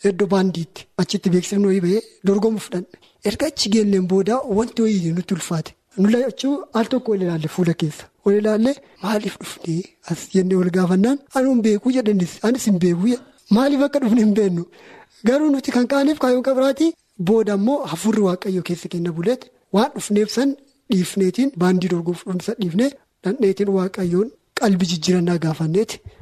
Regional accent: Batu, Oromia, Ethiopia; Ani waldaa baatuu keessatti kan guddadhe maatiin kiyyaa adventistiidha.

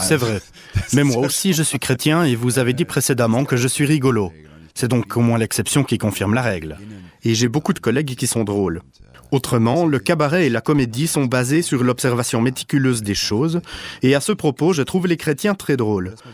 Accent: Germany; je suis allemand

